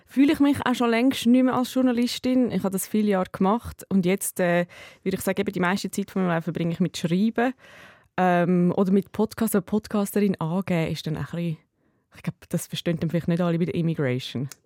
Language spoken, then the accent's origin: German; Dietikon, Zurich, Switzerland; ich bin in Dietiken in der Schule in das, und ich bin im Quartier äh, aufgewachsen